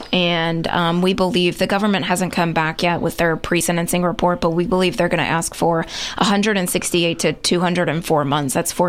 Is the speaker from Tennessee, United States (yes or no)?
yes; Kingston, Tennessee, United States; No, a little bit further, about Kingston area.